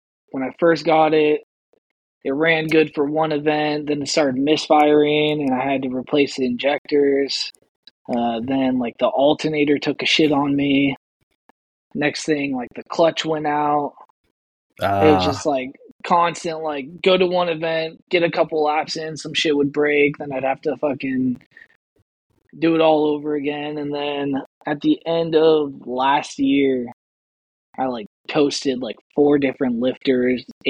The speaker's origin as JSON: {"language": "English", "region": "Northern California", "country": "United States", "tie": "born or raised there", "lives_now": "Southern California, United States", "said": "I grew up in Northern California, like 30 minutes away from Sonoma Raceway."}